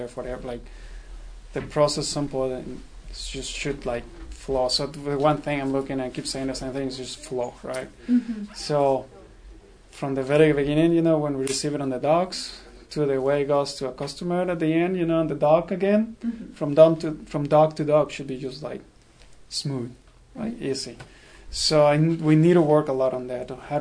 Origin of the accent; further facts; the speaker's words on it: Mexico; moved away as an adult; also born or lived in Rhode Island / Indiana; now in United States; I'm originally from Mexico